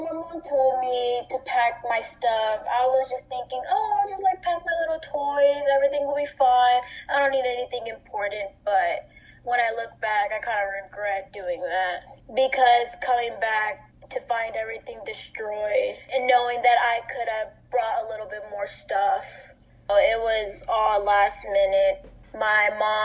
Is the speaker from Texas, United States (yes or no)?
yes; Houston, Texas, United States; moved away; also born or lived in Galveston, Texas; I'm originally from Houston, Texas. And the reason why we moved to Galveston was because my dad got a better job opportunity there.